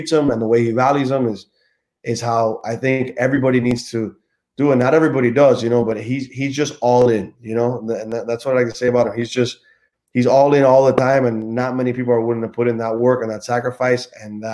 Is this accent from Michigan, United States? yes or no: no; Miami, Florida, United States; I grew up in Miami